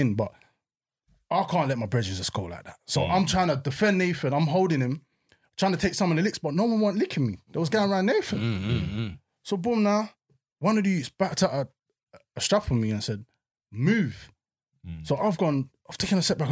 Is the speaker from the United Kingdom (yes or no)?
yes; London, United Kingdom; when I was growing up in Peckham